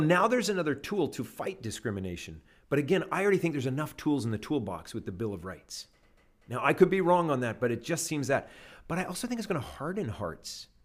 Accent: Canada; now in United States; I'm a Canadian

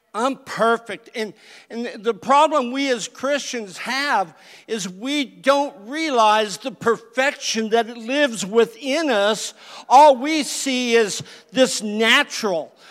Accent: California, United States; moved away; I was from California

